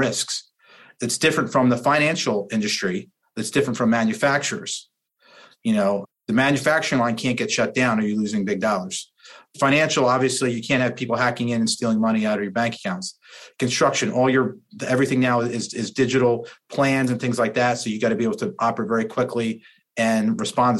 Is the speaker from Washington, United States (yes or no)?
no; New Jersey, United States; I'm a guy from New Jersey